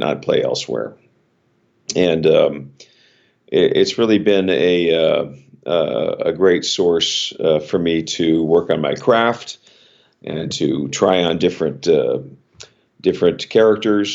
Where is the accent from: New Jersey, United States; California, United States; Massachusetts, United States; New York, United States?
California, United States; Los Angeles; moved away as an adult; now in Stamford, United States; I was born and raised in Los Angeles